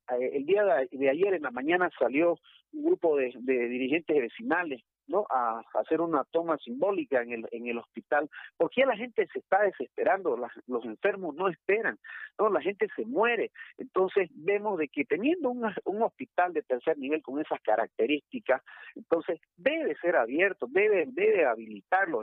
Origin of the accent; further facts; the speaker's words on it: Montero, Santa Cruz, Bolivia; Montero es, es, Bolivia, Montero también somos bolivianos